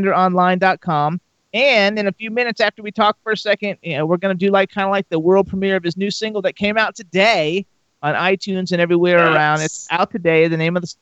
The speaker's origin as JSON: {"language": "English", "town": "West Palm Beach", "region": "Florida", "country": "United States", "tie": "born or raised there", "also_born_or_lived": "Kendall, Florida / Fort Lauderdale, Florida", "said": "I was born in Kendall, and then I lived in Fort Lauderdale. I grew up in West Palm Beach, and I lived in Fort Lauderdale for like 20 years."}